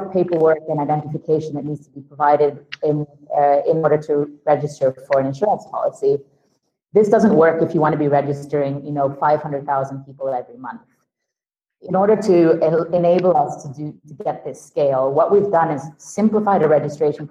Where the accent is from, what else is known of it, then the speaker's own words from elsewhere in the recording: Sweden; moved away; also born or lived in London; I'm originally from Sweden